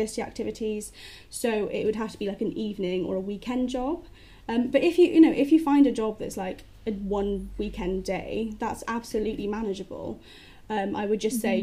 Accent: Cardiff, Wales, United Kingdom; moved away as an adult; now in Plymouth, United Kingdom; I'm originally from Wales, so I'm from Cardiff

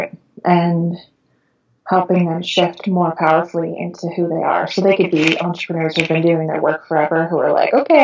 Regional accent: Long Island, New York, United States; moved away as an adult; now in California, United States; I was born and raised in Long Island, New York

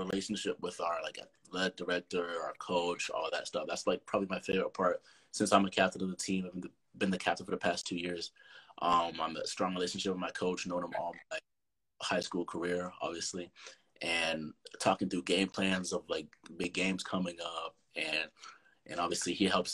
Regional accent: North Carolina, United States; I'm from North Carolina. I go to Union Academy.

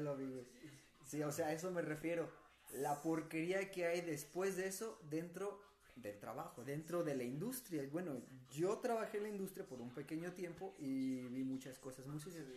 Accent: Nuevo León, Mexico; now in Guanajuato, Mexico; somos dos norteños, güey, o sea, Juan que viene de Sinaloa, yo de Nuevo León

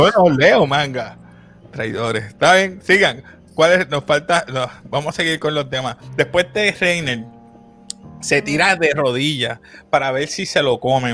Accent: Puerto Rico; como decimos puertorriqueño

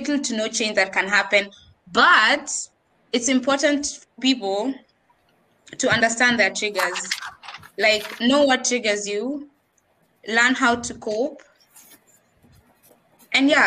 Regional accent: Kenya; accent: Bunyore, Nairobi, Kenyan; moved away as an adult; I have this accent. Ya Bunyore, ya Nairobi, ya being just Kenyan

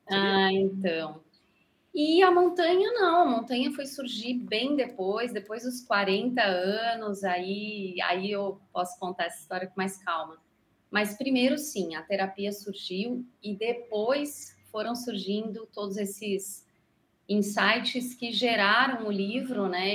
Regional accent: Brazil; sou brasileira, tenho três filhos

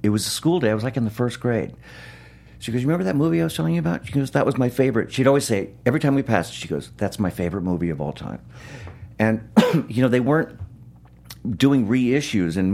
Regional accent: Los Angeles, California, United States; I grew up in Los Angeles

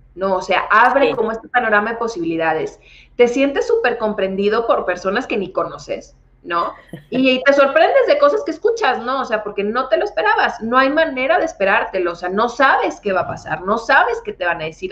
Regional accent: Monterrey, Nuevo León, Mexico; yo soy originaria de Monterrey

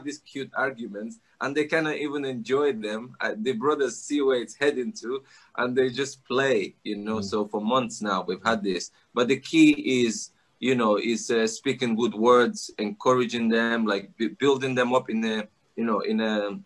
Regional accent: Nigeria; moved away; I grew up in Africa, Nigeria. My mom is Russian.

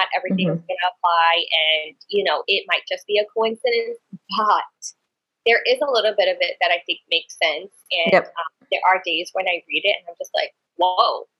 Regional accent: New York City, New York, United States; I never tell people like, oh, I'm from New York. I'm always like, I'm from the Bronx.

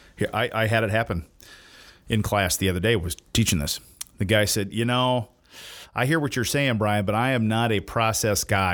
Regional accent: the South, United States; also born or lived in Indiana; I'm from the South

